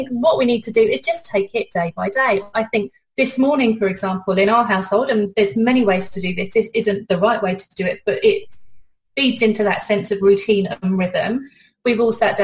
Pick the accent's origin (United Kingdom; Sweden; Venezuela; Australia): United Kingdom; accent: British; now in New Zealand; my accent, I'm British